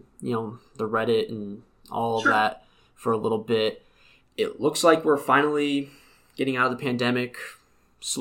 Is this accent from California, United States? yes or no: no; Connecticut, United States; coming from Connecticut